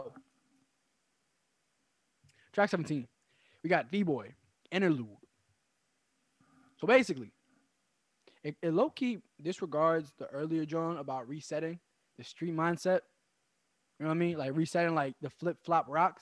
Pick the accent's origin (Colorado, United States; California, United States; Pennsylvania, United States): Pennsylvania, United States; Philadelphia; I'm from West Philly